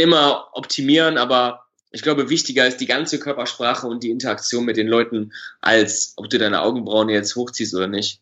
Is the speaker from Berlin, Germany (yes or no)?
no; Düsseldorf, North Rhine-Westphalia, Germany; Ich komme aus Düsseldorf